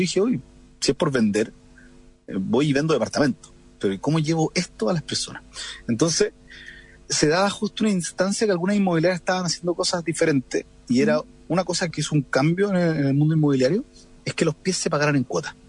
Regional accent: Coquimbo, Chile; moved away as an adult; also born or lived in La Serena; now in Santiago, Chile; soy de Coquimbo, lo cual es otro condimento que a mí me encanta ser de región.

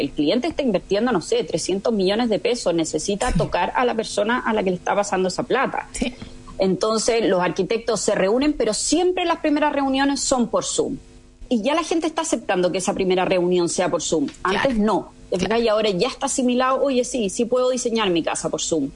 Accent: Chile; moved away as an adult; also born or lived in Spain / France / Amsterdam, Netherlands; soy chilena, pero me fui a vivir muy chica a España a los 18 años

